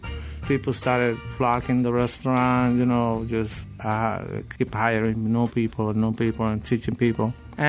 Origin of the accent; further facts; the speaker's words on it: Puerto Rico; now in Chicago, United States; I'm a hillbilly from Puerto Rico. I'm from the mountains, and that's what we are.